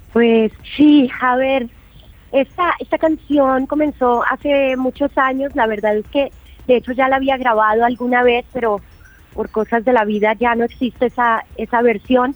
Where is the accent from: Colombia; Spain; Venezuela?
Colombia; Bogotá; moved away as an adult; also born or lived in England; now in Valle de Bravo, Mexico; Crecí eh, en Bogotá, nací en Inglaterra, pero llegué muy pequeñita a, la tierra de mi, de mi familia